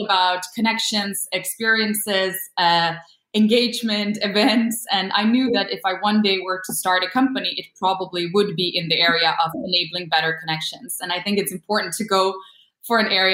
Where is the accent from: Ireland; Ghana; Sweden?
Sweden; moved away; also born or lived in Copenhagen; I'm born and raised in Sweden, but my parents are Polish